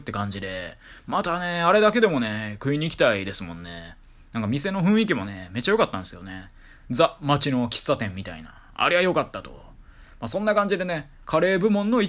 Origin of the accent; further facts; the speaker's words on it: Kyoto, Japan; moved away; ちょっと私、地元が京都なんで